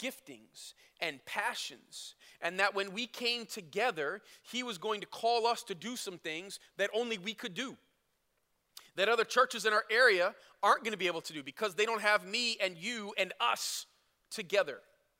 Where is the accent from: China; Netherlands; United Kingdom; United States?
United States; Flint, Michigan; moved away as an adult; also born or lived in Chicago; now in Grand Rapids, United States; I did not want to move to Grand Rapids 19 years ago when God called us. I grew up in Chicago when I was a little kid, and then Flint from then on.